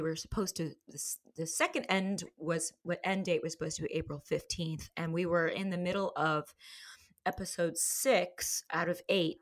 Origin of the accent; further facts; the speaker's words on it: New York City, New York, United States; I grew up in Manhattan. I grew up in Tribeca before it became Fancy Pants